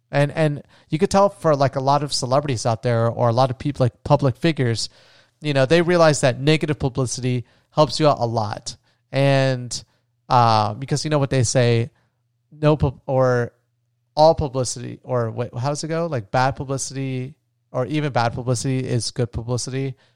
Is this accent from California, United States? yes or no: no; Florida, United States; where I grew up in Florida